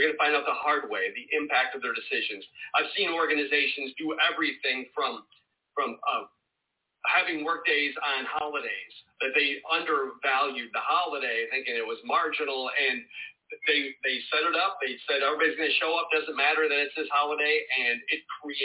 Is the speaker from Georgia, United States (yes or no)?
no; Michigan, United States; moved away; also born or lived in North Carolina; I grew up in Michigan where we celebrated Labor Day